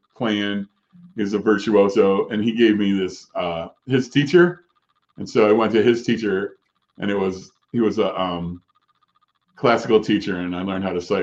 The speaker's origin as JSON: {"language": "English", "town": "Chicago", "region": "Illinois", "country": "United States", "moved": "yes", "said": "I'm from Chicago"}